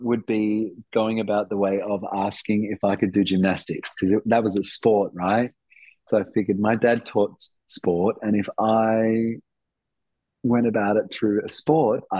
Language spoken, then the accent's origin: English; Darwin, Northern Territory, Australia; I grew up in Darwin. I grew up in Darwin, right?